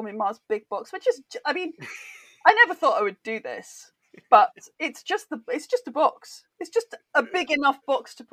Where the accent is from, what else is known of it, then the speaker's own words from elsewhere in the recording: United Kingdom; I'm British.